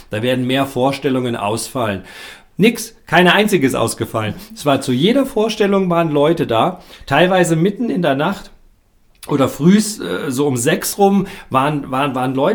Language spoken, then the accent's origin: German; Kassel, Hesse, Germany; Ich komme aus Kassel, genau.